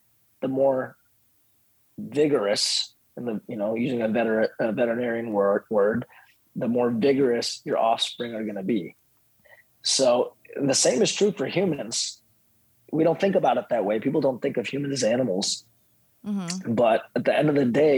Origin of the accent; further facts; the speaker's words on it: India; moved away; I was born in India.